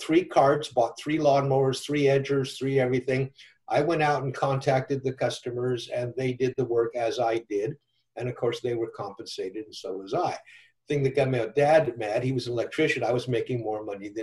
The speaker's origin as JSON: {"language": "English", "town": "Downey", "region": "California", "country": "United States", "tie": "born or raised there", "also_born_or_lived": "Chicago, Illinois", "said": "about 9, 10, 11 years old. We moved from Chicago, South Chicago, to California"}